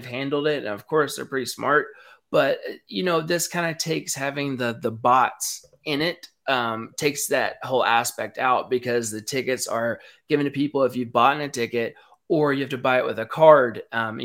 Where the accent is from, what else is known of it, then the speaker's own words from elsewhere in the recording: Knoxville, Tennessee, United States; I'm from Knoxville